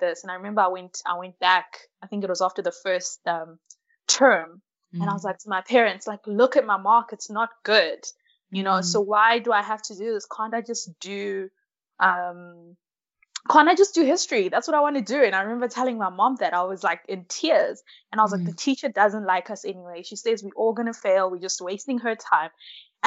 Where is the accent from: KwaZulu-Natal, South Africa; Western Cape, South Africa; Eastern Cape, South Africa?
KwaZulu-Natal, South Africa; also born or lived in Malawi; I am from Malawi, but now I'm living and studying in South Africa. So I came to South Africa when I was pretty young. I think I was about 6 or 7